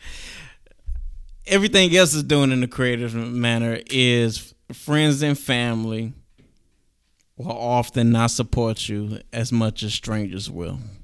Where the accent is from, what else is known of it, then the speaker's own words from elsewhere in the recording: Galveston County, Texas, United States; I am from Galveston County